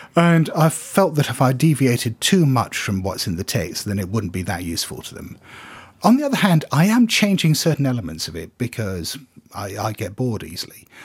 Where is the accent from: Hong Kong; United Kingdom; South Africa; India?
Hong Kong; I come from Hong Kong